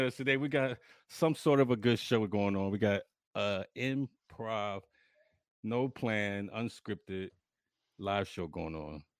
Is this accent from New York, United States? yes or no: yes; New York City, New York, United States; moved away; New York is home. New York will always be home. That's my birthplace, but I could never live in New York again